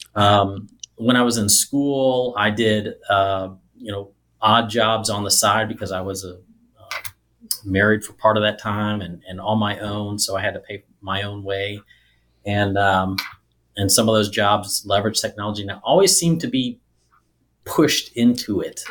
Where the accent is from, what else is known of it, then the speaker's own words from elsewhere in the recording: Nevada, Missouri, United States; also born or lived in southern Illinois; most of my third grade through high school was in a tiny little town called Nevada, Missouri